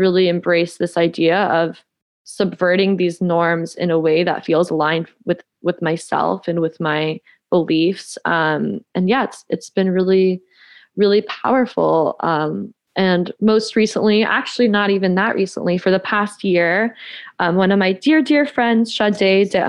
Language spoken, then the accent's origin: English; the South, United States; I didn't grow up Christian, but I grew up in the Bible Belt as a Mexican Jewish witch.